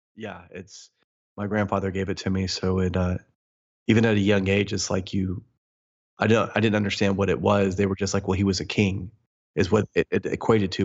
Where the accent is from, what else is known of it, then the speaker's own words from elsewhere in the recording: Midwest, United States; I was born in the Midwest, born and raised there